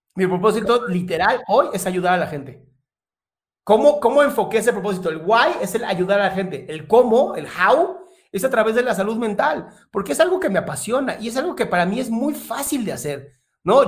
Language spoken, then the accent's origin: Spanish; Mexico; soy mexicano también, no parezco, pero soy mexicano